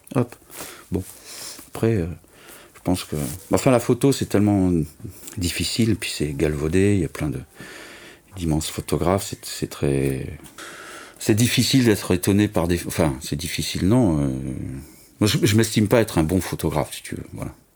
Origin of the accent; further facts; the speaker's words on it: Nice, Provence-Alpes-Côte d'Azur, France; moved away as an adult; also born or lived in Toulouse / Paris; je suis né à Nice, voilà. J'ai resté 20 ans, j'ai fait des études d'art là-bas.